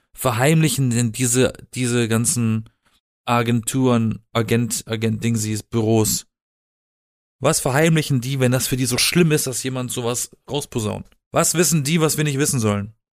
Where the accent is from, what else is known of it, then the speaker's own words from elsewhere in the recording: Black Forest, Baden-Württemberg, Germany; now in Berlin, Germany; ich komme aus dem Süden von Deutschland, aus dem Schwarzwald